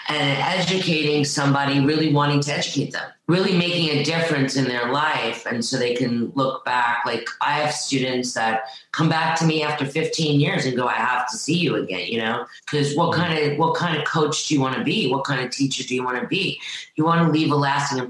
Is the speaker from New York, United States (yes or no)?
yes; New York, United States; I grew up in New York